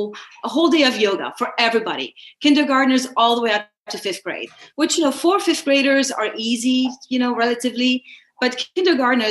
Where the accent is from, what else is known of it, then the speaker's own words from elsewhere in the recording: Lebanon; moved away as an adult; also born or lived in Baltimore / Washington, D.C.; now in United States; I'm a Lebanese American. I was born in Lebanon. I was there throughout my childhood